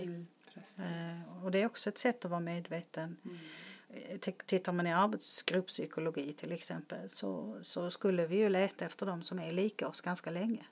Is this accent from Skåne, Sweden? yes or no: yes; Malmö, Skåne, Sweden; jag är ju från Rosengård i Malmö